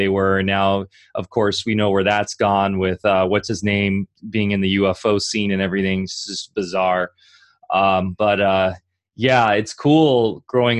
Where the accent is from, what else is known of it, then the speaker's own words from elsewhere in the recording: Orange County, California, United States; I grew up in Orange County in the 90s